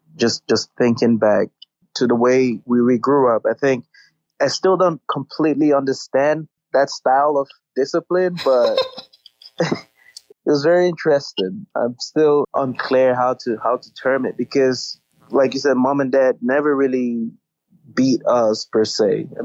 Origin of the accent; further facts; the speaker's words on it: United States; I think just growing up in America and seeing dynamics out here, you start to realize that a lot